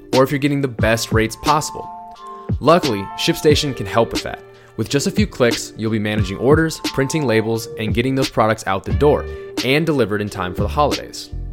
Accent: Iowa, United States; we, we grew up in Iowa

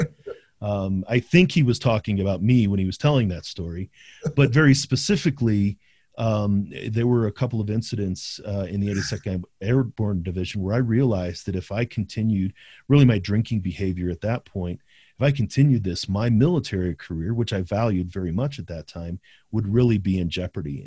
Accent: St. Louis, Missouri, United States; also born or lived in South County, St. Louis; we grew up in Saint Louis. We grew up in, in, in central Saint Louis, but then moved to South County.

